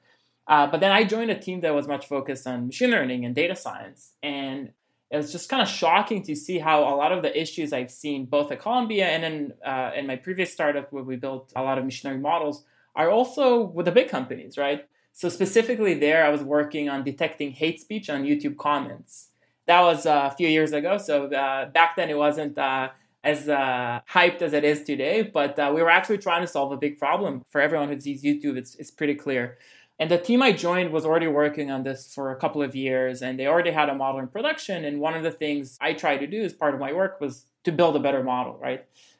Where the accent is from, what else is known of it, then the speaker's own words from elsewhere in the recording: Israel; now in New York, United States; I'm personally originally from Israel, but we're actually fully based in New York